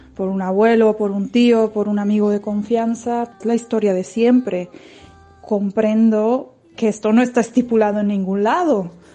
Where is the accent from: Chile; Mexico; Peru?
Mexico; now in Barcelona, Spain; Soy una chica mexicana que vive en Barcelona y soy psicóloga